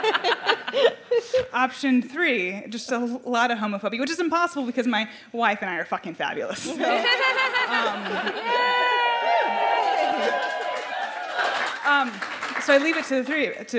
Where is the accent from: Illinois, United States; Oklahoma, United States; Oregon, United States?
Illinois, United States; Chicago; we're from Chicago